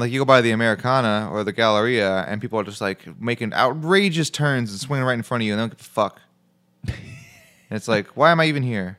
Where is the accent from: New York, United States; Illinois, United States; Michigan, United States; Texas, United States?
Illinois, United States; Chicago; I'm from Chicago